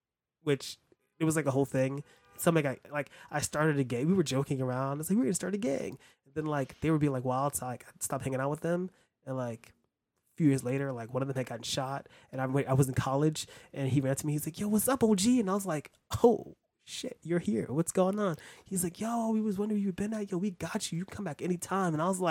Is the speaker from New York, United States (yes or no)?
yes; New York City, New York, United States; I'm from New York City. Like, where in New York? Well, I was born in Brooklyn. I lived in Harlem in the Bronx, mostly in Harlem.